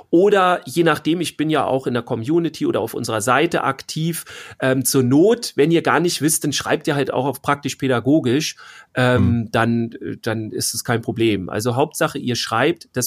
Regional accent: Bavaria, Germany; aber wir sind ja aus Bayern. So, und wenn ich dann drei Sachen habe in Bayern, ja, dann fahre ich da halt eine Woche runter.

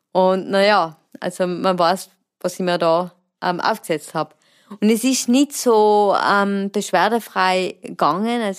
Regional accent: Imst, Tyrol, Austria; ich komme aus der Region Imst und betreibe das Klettern mit Leidenschaft.

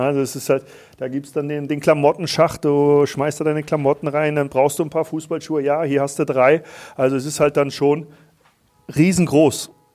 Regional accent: Wismar, Mecklenburg-Vorpommern, Germany; now in Vienna, Austria; ich weiß, wo ich herkomme, ich komme aus, aus Mecklenburg

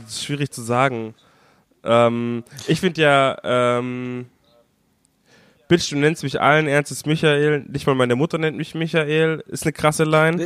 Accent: Bavaria, Germany; ich als Bayer

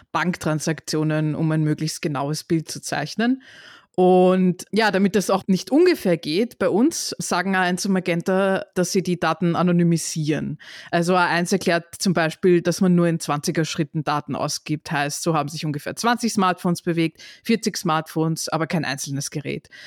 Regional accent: Austria

